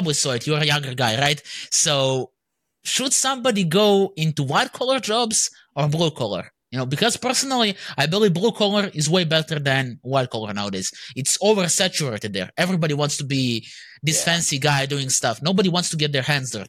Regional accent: Serbia; I'm from Serbia

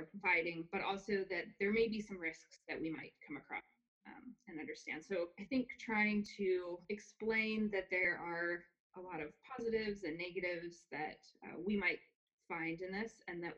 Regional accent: Idaho, United States; I grew up in Idaho in a hunting family.

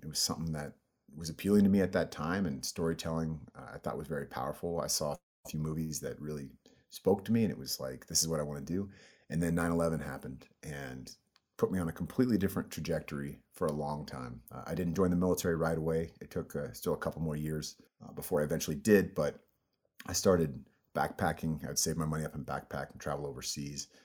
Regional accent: El Cerrito, California, United States; also born or lived in Oak Ridge, Tennessee; I was mostly raised in a place called El Cerrito

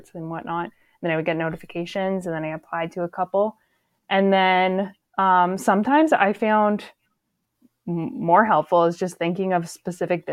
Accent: Grey County, Ontario, Canada; So I'm from Gray County. So I was like looking at job postings just in my hometown

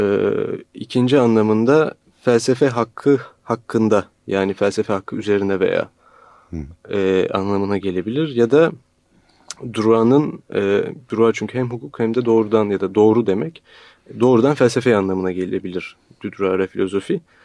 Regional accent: Turkey; bir Türk olarak

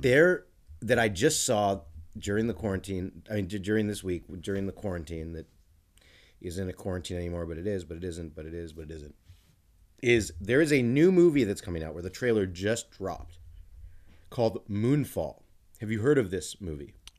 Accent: United States; as an American

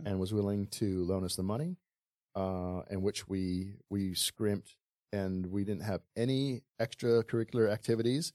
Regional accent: Honolulu, Hawaii, United States; also born or lived in Bay Area, California / Kailua, Hawaii; growing up in Waikiki, we ha, we lived on a boat

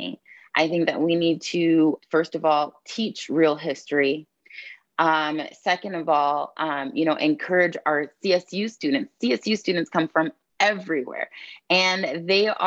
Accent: San Diego, California, United States; moved away as an adult; now in Fort Collins, United States; I'm a born and raised San Diegan

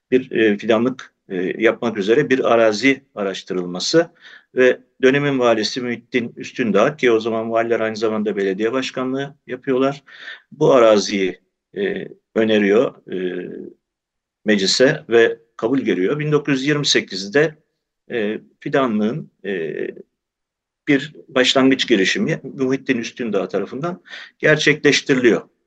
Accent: Büyükdere, Istanbul, Turkey; Tabii ben fidanlıkta doğdum, büyüdüm. Aslında yolu kesişen babam. Ee, biz e, 1923-24 Lozan Anlaşması'yla mübadeleyle e, Yunanistan'ın Kavala kentinden e, İstanbul'a yerleşmiş olan bir ailenin çocuğuyum ben.

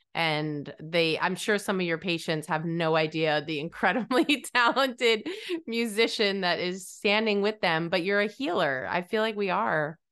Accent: New England, United States; when I was young, I grew up in New England

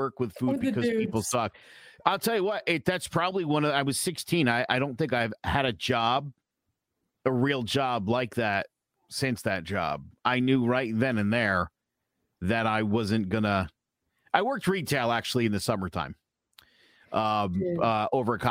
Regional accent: Meriden, Connecticut, United States; I'm from Meriden.

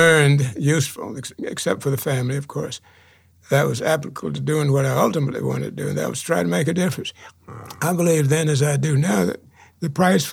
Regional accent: Chowan River, North Carolina, United States; I grew up on the Chowan River

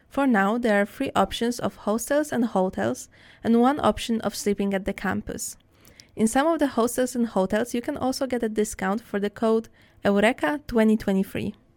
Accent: Poland; moved away as an adult; now in Netherlands; my home country, which is Poland

